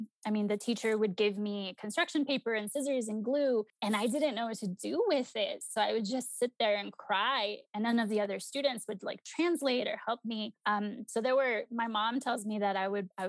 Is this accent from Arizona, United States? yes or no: yes; Phoenix, Arizona, United States; English is a second language; also born or lived in Chihuahua, Mexico; now in Colorado, United States; I was raised in Maricopa County under Sheriff Arpaio